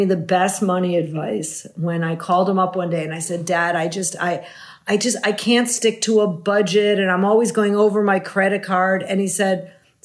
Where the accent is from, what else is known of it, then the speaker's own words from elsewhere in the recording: Wilmette, Illinois, United States; I grew up in the suburbs of Chicago, Wilmette, right outside of about 40 minutes out of the city.